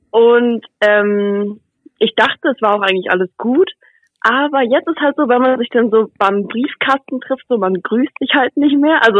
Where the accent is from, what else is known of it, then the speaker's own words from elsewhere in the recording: Buxtehude, Lower Saxony, Germany; now in Stuttgart, Germany; Also, ich komme eigentlich aus Buxtehude und ich bin jetzt halt letztes Jahr im Sommer bin ich nach Stuttgart gezogen, also halt beruflich